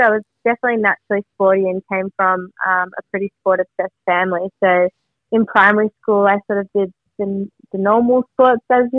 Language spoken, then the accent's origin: English; Melbourne, Victoria, Australia; I grew up in Vermont